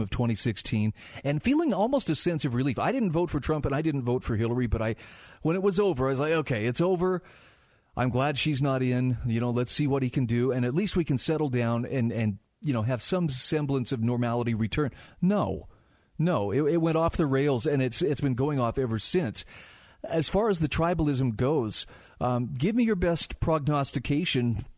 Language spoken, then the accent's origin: English; Utah, United States; my home state of Utah